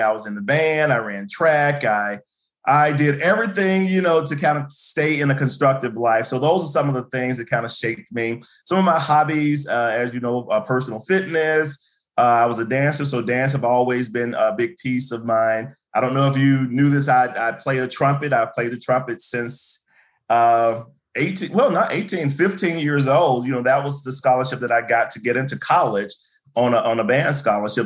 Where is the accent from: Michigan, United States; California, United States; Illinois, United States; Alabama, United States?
Alabama, United States; Birmingham; moved away as an adult; also born or lived in Kentucky; I'm originally from uh, Birmingham, Alabama. That's why I was born. That's why I grew up.